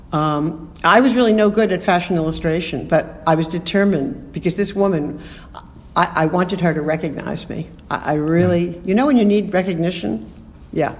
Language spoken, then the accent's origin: English; New York City, New York, United States; also born or lived in Bronx, New York City; I was born in the Bronx and grew up in Queens